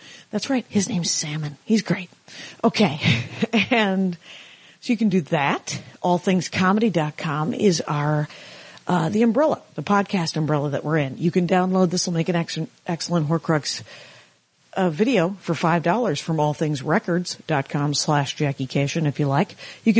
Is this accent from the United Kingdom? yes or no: no; Wisconsin, United States; I'm from Wisconsin.